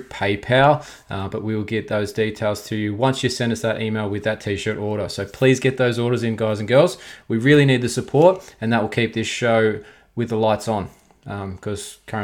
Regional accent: Australia; I am Australian

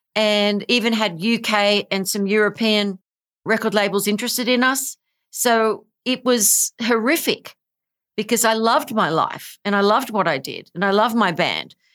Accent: Australia; I am from Australia.

